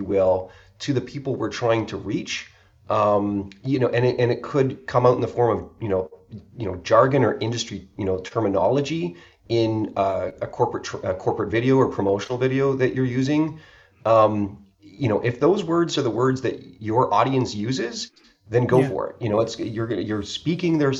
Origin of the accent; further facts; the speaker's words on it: Canada; I'm from Canada